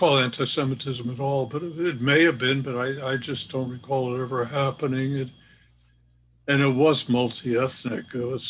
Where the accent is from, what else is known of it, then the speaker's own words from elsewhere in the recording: Hammond, United States; also born or lived in Kingston, New York; In Hammond, no. No. Earlier in Kingston, New York, places like that, yes.